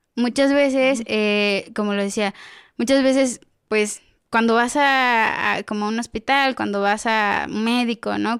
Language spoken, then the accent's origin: Spanish; Oaxaca, Mexico; now in Jaltenango, Mexico; yo soy originaria de Oaxaca